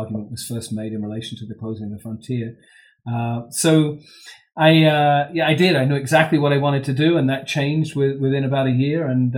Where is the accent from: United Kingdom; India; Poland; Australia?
United Kingdom; London; moved away as an adult; now in United States; So I'm a British expatriate. I came to the United States from London, England, back in 1985 for graduate school.